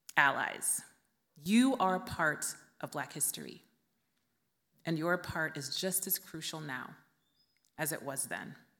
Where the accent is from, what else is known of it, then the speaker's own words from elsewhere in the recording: Vallejo, California, United States; my hometown of Vallejo, California